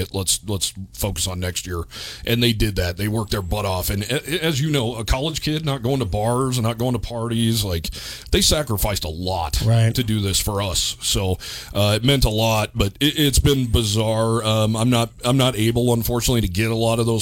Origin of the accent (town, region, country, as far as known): Cheyenne, Wyoming, United States; born or raised there; also born or lived in Houston